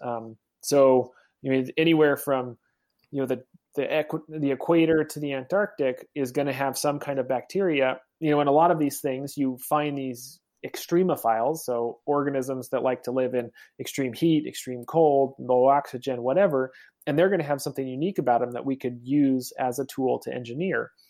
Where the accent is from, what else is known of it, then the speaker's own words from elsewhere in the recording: Oregon, United States; I'm from Oregon